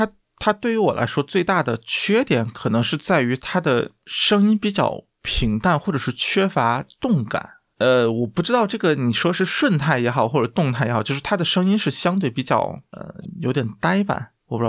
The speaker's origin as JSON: {"language": "Chinese", "region": "Guangdong", "country": "China", "said": "就作为广东人，这个对粤菜"}